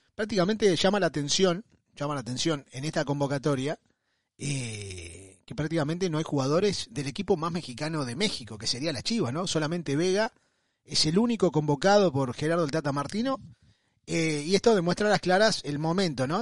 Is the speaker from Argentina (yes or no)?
yes; Argentina